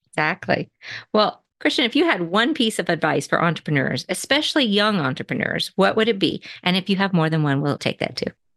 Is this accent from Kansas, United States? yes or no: yes; Manhattan, Kansas, United States; I grew up near Manhattan, Kansas. I went to school at Riley County High School